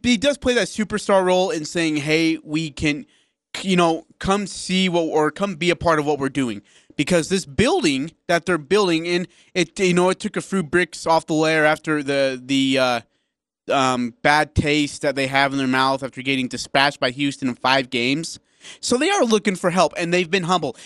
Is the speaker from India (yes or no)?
yes; India; moved away; I'm from India